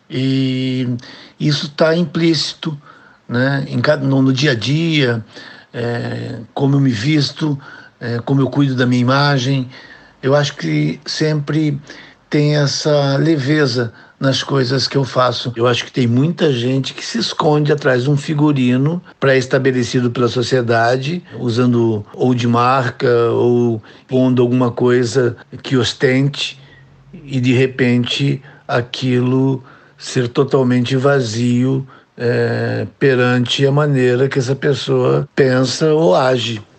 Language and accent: Portuguese; Itapeva, São Paulo, Brazil; also born or lived in Rio de Janeiro / Angola; morei a minha vida inteira em São Paulo, também morei no Rio, em Angola, na África, mas eu sou essencialmente itapevense.